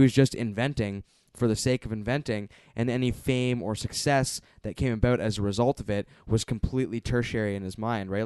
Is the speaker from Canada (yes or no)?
yes; Canada; as a Canadian viewer